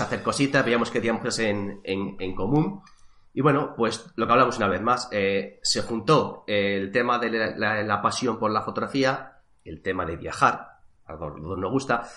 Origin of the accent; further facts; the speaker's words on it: Madrid, Community of Madrid, Spain; now in Toledo, Spain; también nací en Madrid, aunque actualmente resido, vivo aquí en, Toledo